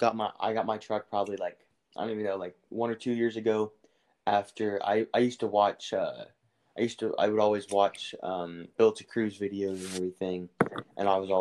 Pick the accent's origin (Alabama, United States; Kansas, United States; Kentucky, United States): Kansas, United States; now in Arizona, United States; I'm originally from Kansas. I'm hiding out in Arizona right now